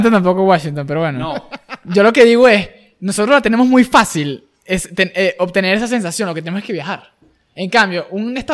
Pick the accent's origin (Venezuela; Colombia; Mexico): Venezuela; me van a decir que soy un venezolano de mierda, que soy una de patriota.